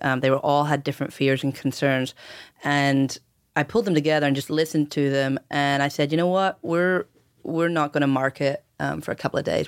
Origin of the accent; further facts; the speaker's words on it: Ireland; moved away; growing up in Ireland